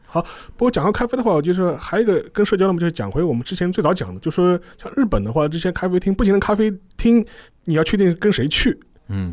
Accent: China; 我们中国人都是还是在往上看嘛

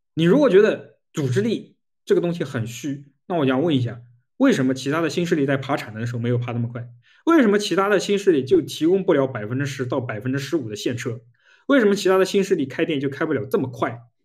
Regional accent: Jiangsu, China; moved away; 我在那个江苏老家，我们乡下

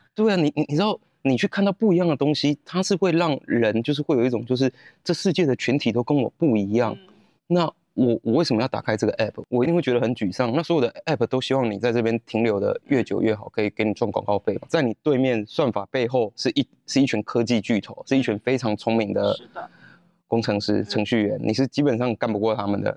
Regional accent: Taiwan; moved away as an adult; also born or lived in Shanghai, China / Taitung, Taiwan; 我是一个台湾人，但是在内地工作了十年

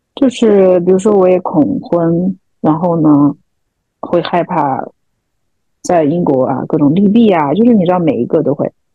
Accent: Chengdu, Sichuan, China; now in London, United Kingdom; 我从伦敦回到成都待了一个月，成都就算是我家乡

